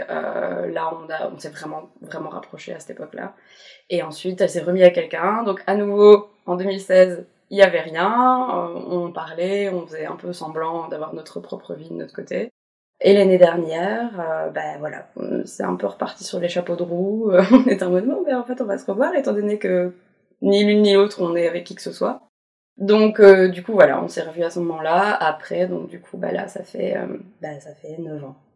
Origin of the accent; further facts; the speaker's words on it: Brussels, Belgium; je viens de Bruxelles, je vais bientôt avoir 28 ans.